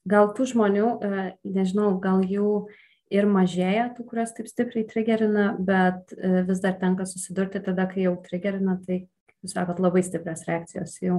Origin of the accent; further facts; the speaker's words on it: Šiauliai, Šiauliai County, Lithuania; moved away as an adult; now in Vilnius, Lithuania; aš esu iš Šiaulių, tenai uh, užaugau